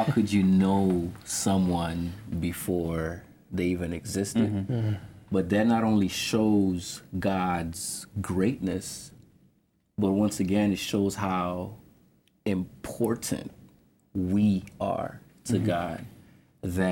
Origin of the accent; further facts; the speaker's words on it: Philadelphia, Pennsylvania, United States; From Philadelphia, first year in the seminary